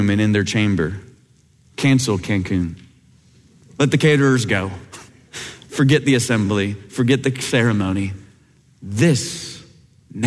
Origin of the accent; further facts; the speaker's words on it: Kansas, United States; growing up in Kansas where you could see a big thunderstorm growing off on the horizon